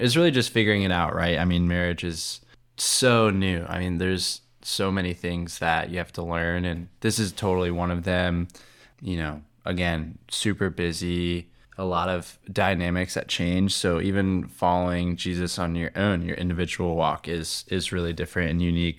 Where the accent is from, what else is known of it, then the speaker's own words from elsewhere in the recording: Cincinnati, Ohio, United States; moved away as an adult; now in Charlotte, United States; I'm from Cincinnati